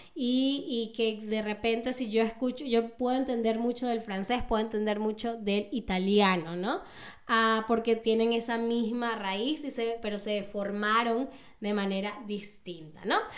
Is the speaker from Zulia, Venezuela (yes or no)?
no; Caracas, Capital District, Venezuela; accent: Venezuelan, Caracas (caraqueño); moved away as an adult; now in Berlin, Germany; no solamente tengo acento venezolano, sino que también tengo un acento caraqueño, ¿no? Yo vengo de Caracas y mi acento es como el de la gente de Caracas